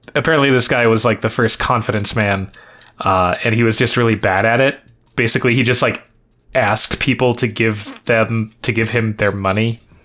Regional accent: New York, United States; I was from New York

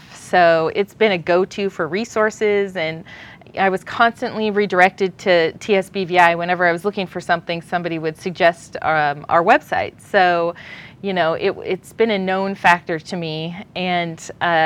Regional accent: Washington, United States; moved away as an adult; also born or lived in Vancouver, Washington / Fairbanks, Alaska; now in Texas, United States; I'm from Washington State. I grew up in a town of about 500 people where my dad farmed mostly wheat and barley, and then actually went to high school in Vancouver, Washington

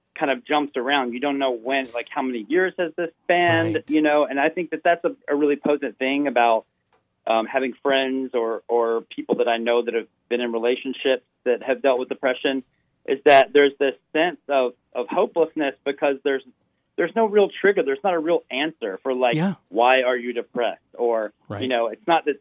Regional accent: Memphis, Tennessee, United States; as an artist growing up in Memphis, I wasn't in the queer arts community

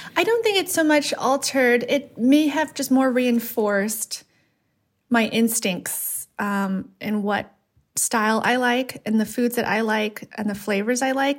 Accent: Los Angeles, California, United States; growing up in Los Angeles in a part, uh, Latino community and part Asian community

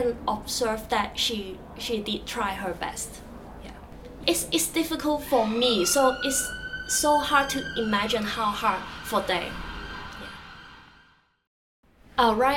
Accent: Cheung Chau, Hong Kong; first language Cantonese; English is a second language; moved away as an adult; now in London, United Kingdom; I was born in Hong Kong, actually island called Cheung Chau in Hong Kong.

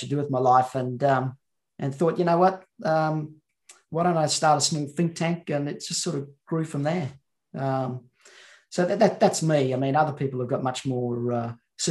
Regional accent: Central Queensland, Australia; I was brought up in Central Queensland

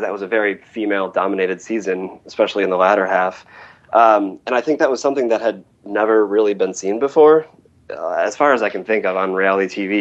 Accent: Wisconsin, United States; also born or lived in Portland, Oregon; now in Brooklyn, United States; I am originally from Wisconsin

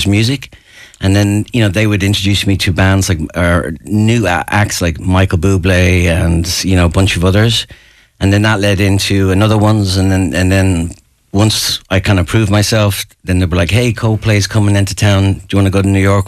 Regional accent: Ashbourne, Leinster, Ireland; moved away; I'm from Ashburn, which is another 10 miles north of Finglas

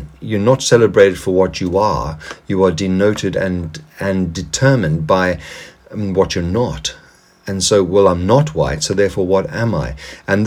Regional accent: South Africa; moved away; my past as a South African, where I lived under the apartheid regime

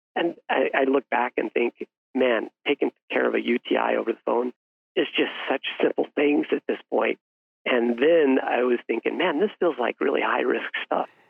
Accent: Salida, Colorado, United States; went back to my hometown in Salida, Colorado, a town of about 5,000 people.

